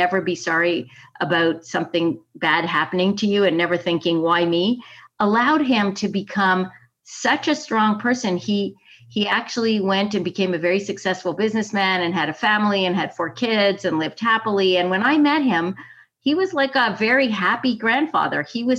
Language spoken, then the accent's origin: English; Italy; also born or lived in Canada; So I was living in Rome. I grew up in Italy, which is just a magnificent place to grow up. It was really a kind of Disney childhood. But part of being an international citizen, a Canadian somewhere else